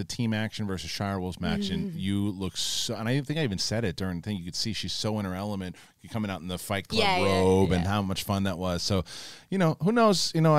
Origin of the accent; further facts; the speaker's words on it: Saskatchewan, Canada; I'm flying in from Saskatchewan, Canada.